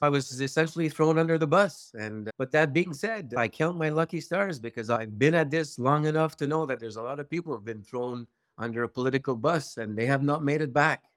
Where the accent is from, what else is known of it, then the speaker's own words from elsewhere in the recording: Maniwaki, Quebec, Canada; I come from Maniwaki, Quebec